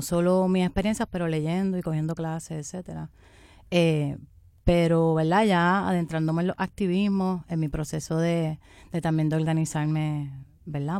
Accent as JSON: {"language": "Spanish", "region": "southern Puerto Rico", "country": "Puerto Rico", "said": "yo especialmente vengo del área sur de Puerto Rico, donde es un área mayoritariamente negra y pobre"}